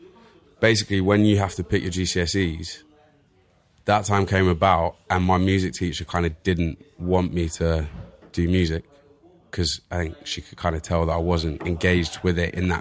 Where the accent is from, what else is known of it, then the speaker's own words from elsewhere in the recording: Bristol, South West England, United Kingdom; accent: Bristol; moved away; Can you tell from my strong Bristol accent?